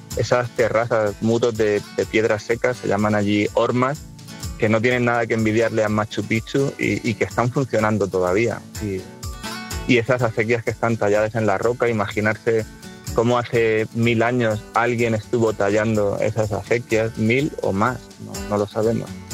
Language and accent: Spanish; Murcia, Region of Murcia, Spain; moved away as an adult; now in Letur, Spain; Mi madre es de Letur, mis abuelos eran de Letur, yo nací en Letur Y, y, desde siempre nosotros, aunque vivíamos en Murcia, pero los fines de semana y las vacaciones era volver al pueblo